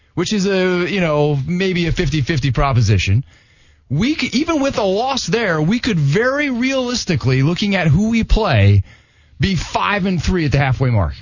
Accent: Des Moines, Iowa, United States; now in Jacksonville, United States; I'm from Des Moines, Iowa

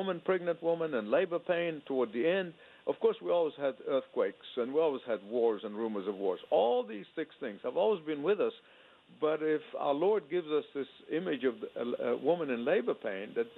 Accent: Egypt; now in United States; as a boy growing up in Egypt under socialist dictatorship

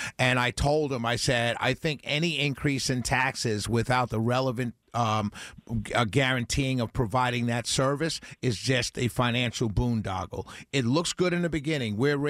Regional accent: New York City, New York, United States; accent: New York; now in Mableton, United States; I'm a New Yorker through and through, sir.

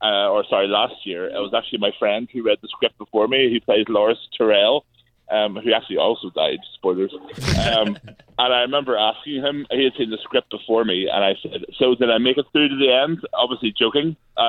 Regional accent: Belfast, Northern Ireland, United Kingdom; I'm from Belfast

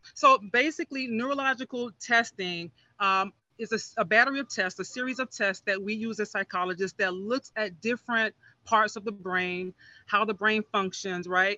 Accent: Miami Gardens, Florida, United States; I grew up in Miami Gardens. I'm, I'm a product of this community

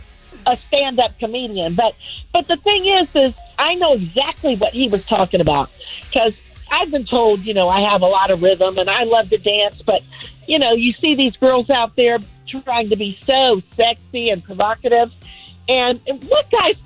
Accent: College Park, Maryland, United States; Maryland, from College Park.

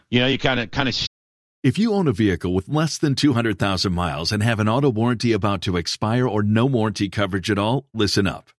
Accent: Tampa, Florida, United States; I'm a born and raised Tampanian.

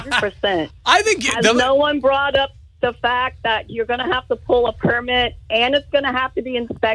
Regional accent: Orange City, Florida, United States; I'm from Orange City.

